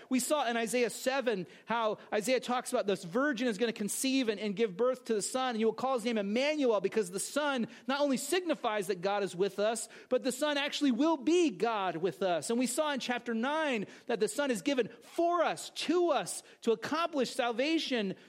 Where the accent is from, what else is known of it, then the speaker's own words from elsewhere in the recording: California, United States; now in New Jersey, United States; growing up in California